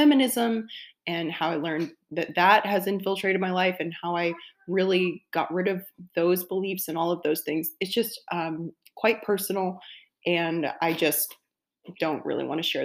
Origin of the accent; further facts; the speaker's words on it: the South, United States; I'm from the South, and everyone there believed in God